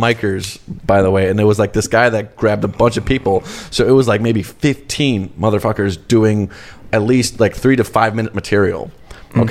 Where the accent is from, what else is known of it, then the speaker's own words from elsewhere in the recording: Milwaukee, Wisconsin, United States; I'm originally from Milwaukee. My parents were in Nicaragua, by the way, but they came to Milwaukee just to have me so they could have citizenship